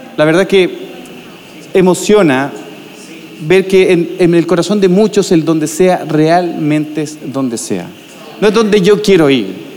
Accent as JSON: {"language": "Spanish", "town": "Viña del Mar", "region": "Valparaíso", "country": "Chile", "moved": "as an adult", "lives_now": "Santiago, Chile", "said": "En nuestro caso somos de Viña del Mar, de la playa, y nos, fuimos a Santiago de Pastor"}